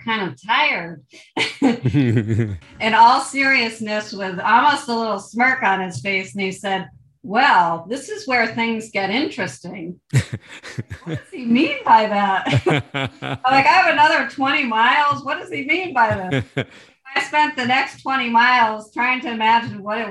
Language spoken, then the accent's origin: English; Vermont, United States; I'm from Vermont.